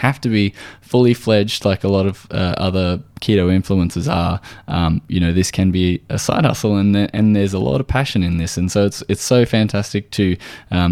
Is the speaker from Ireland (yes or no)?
no; Australia